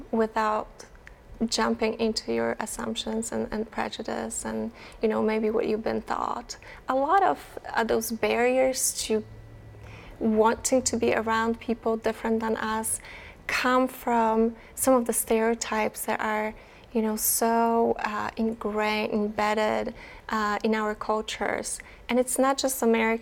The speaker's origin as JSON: {"language": "English", "country": "Poland", "said": "I am from Poland"}